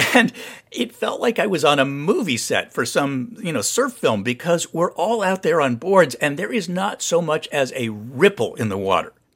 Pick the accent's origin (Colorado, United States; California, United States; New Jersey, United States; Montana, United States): California, United States; Santa Barbara; I grew up surfing around Santa Barbara